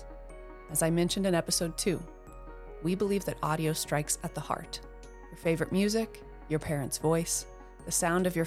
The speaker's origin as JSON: {"language": "English", "town": "Billings", "region": "Montana", "country": "United States", "tie": "born or raised there", "also_born_or_lived": "Seattle, Washington", "said": "I was born in Seattle, Washington, and raised in Billings, Montana"}